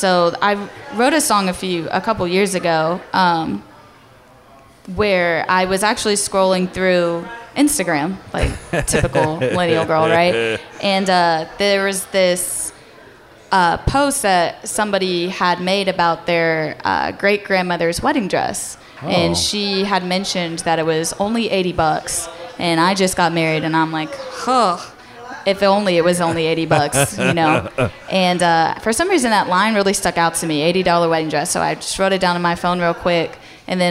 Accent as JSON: {"language": "English", "town": "Brenham", "region": "Texas", "country": "United States", "tie": "born or raised there", "moved": "as an adult", "lives_now": "Fort Worth, United States", "said": "I played a lot in my hometown. So anywhere in Brenham, I would be playing"}